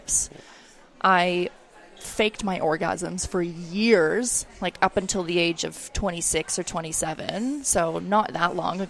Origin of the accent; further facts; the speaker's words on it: Oakville, Ontario, Canada; moved away as an adult; also born or lived in New Zealand; now in Australia; I grew up in Toronto, or just outside of Toronto in Oakville.